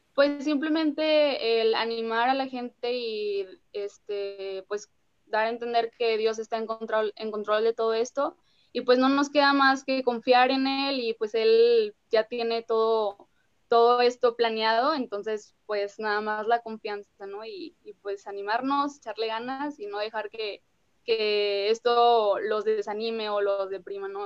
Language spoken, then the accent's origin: Spanish; Monterrey, Nuevo León, Mexico; soy de Monterrey